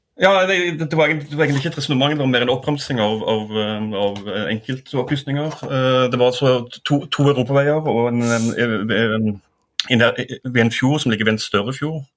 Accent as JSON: {"language": "Norwegian", "town": "Stavanger", "region": "Rogaland", "country": "Norway", "moved": "yes", "lives_now": "Oslo, Norway", "said": "jeg er fra Stavanger"}